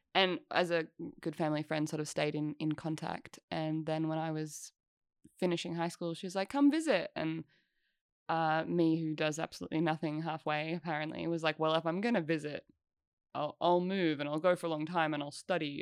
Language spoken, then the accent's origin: English; Albury-Wodonga, Australia; I grew up in Albury, Wodonga